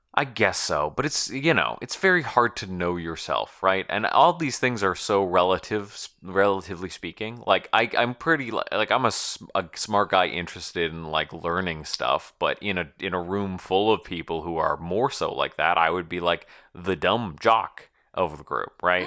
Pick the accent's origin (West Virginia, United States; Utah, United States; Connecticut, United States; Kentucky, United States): Connecticut, United States; I'm from Connecticut, or, or, like, Connecticuter